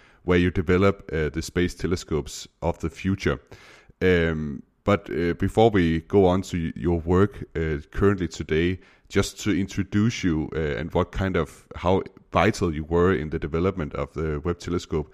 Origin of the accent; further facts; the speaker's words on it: Denmark; first language Danish; English is a second language; in Danish, my native language